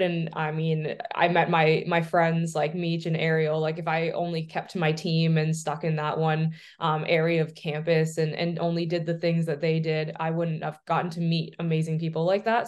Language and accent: English; Oshawa, Ontario, Canada; growing up in Oshawa and obviously in Canada